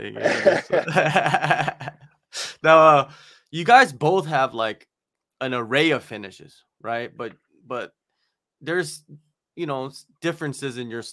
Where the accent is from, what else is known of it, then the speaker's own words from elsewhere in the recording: United States; I grew up in America